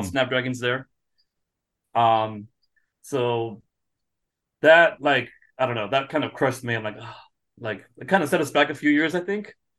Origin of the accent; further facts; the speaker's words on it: San Diego, California, United States; also born or lived in Malmö, Sweden; I'm from San Diego